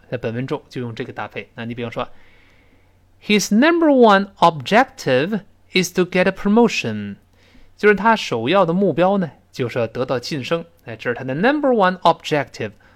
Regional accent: China; 我们中国人

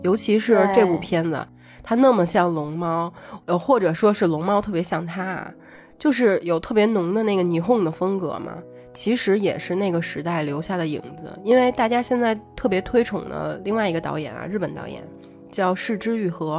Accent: North China, China; 虽然我跟…都在北方长大，但是看这部电影其实也勾起了很多很多关于我们童年暑假的回忆。

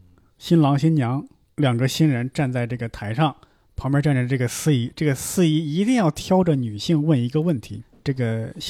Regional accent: Henan, China; 我们河南的方言

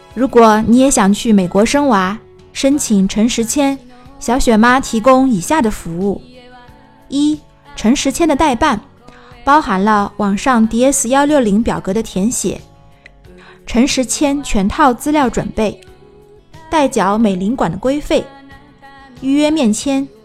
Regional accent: China; 作为中国人，我们都知道

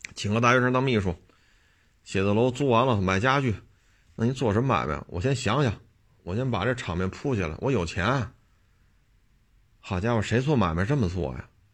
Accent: Beijing, China; 打小生在这儿长在这儿

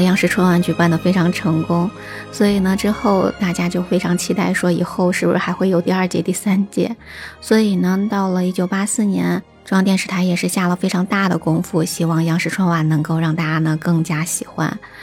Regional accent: China; 我们中国人心中

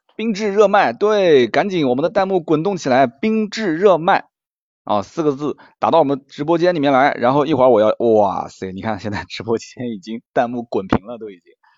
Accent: Nanjing, Jiangsu, China; 我们南京人讲这个讲不清楚

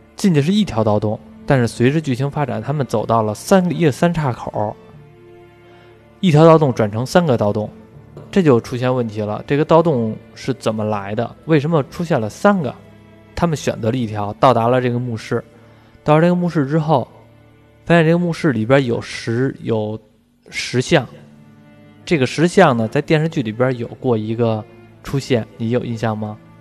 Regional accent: Beijing, China; 咱们北京这边吃的就是煮的水饺

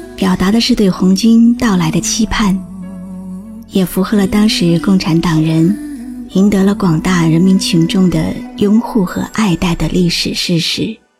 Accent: China; 我是中国人。我有一颗中国心

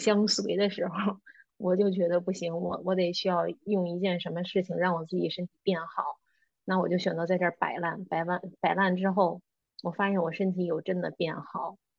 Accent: Beijing, China; moved away as an adult; now in Greece; 我是土生土长的北京人，在北京工作了八年

